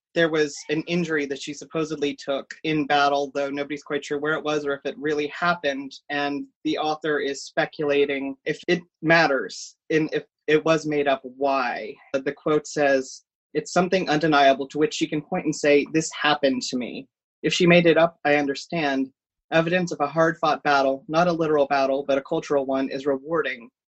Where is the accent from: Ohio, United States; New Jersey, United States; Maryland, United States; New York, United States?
Ohio, United States; Cincinnati; I am born and raised in Cincinnati, Ohio.